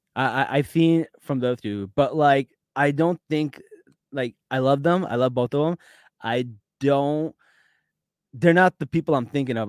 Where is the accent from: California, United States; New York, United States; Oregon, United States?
New York, United States; I'm from New York